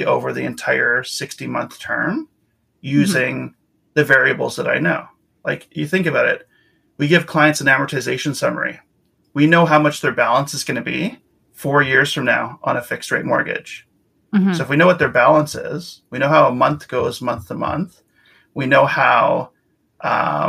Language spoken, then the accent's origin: English; Winnipeg, Manitoba, Canada; moved away as an adult; also born or lived in Victoria, British Columbia; now in Vancouver, Canada; I'm from Winnipeg originally. I moved out to Victoria, BC in 2005 with the Navy